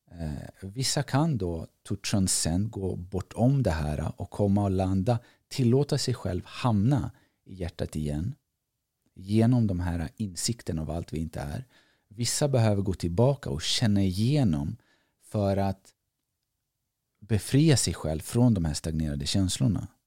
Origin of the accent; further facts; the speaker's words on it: Greece; jag är grek, jag är si, jag är basketspelare, jag är det, jag är det där och så vidare.